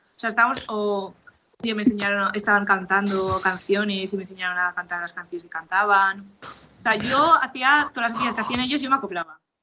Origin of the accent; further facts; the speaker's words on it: Valencia, Valencian Community, Spain; moved away as an adult; now in Reus, Spain; soy de Valencia, pero ahora mismo estoy en Reus porque estudio en Cataluña